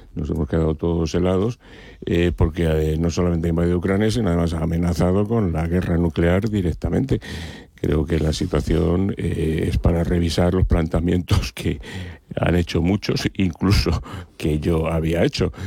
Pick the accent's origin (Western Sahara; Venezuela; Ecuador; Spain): Spain; nosotros como ciudadanos españoles